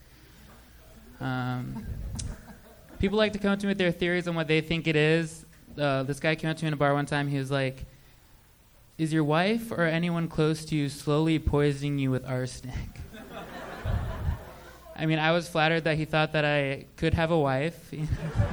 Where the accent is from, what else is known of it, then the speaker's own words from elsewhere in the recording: Huntington Beach, California, United States; also born or lived in Boston; I'm from Orange County, and then I went to school in Boston